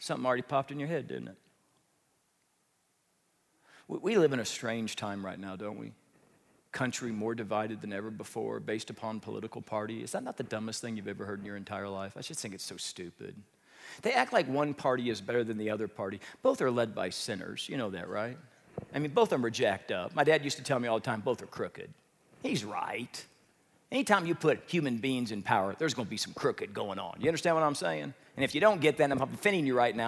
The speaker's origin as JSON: {"language": "English", "region": "Midwest", "country": "United States", "tie": "born or raised there", "said": "I grew up in the Midwest"}